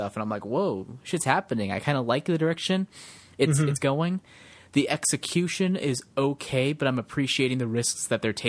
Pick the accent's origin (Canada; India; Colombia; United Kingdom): United Kingdom; I'm here, I'm British, I'm...